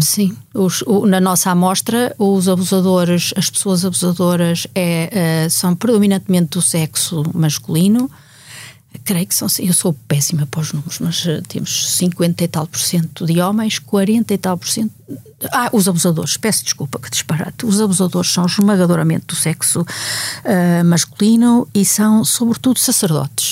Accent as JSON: {"language": "Portuguese", "country": "Portugal", "said": "como portuguesa e como mulher"}